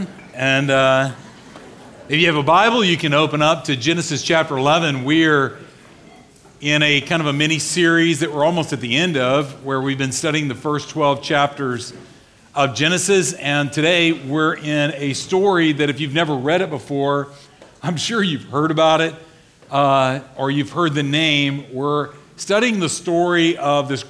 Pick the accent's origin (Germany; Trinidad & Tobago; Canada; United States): United States; the South; I grew up in the South